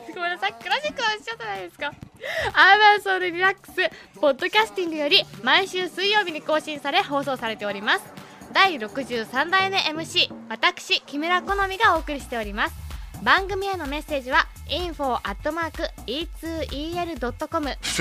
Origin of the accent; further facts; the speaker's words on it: Tokyo, Japan; also born or lived in Urayasu, Chiba; 生まれたのは東京です